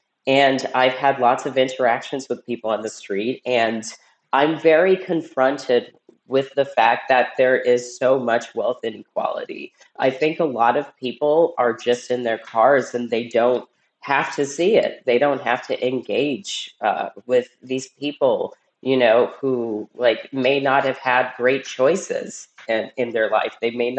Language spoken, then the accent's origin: English; Cincinnati, Ohio, United States; And actually, like, you know, I'm from Cincinnati, you know, people just think, oh, that is like what California is like.